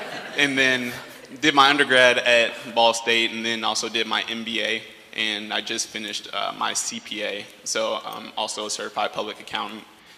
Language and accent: English; Chicago, Illinois, United States; I grew up here in Chicago on the south side of the city. Just as far as background, so I'm also a product of Chicago Public Schools. I went to Whitney Young High School, which is down the street from here.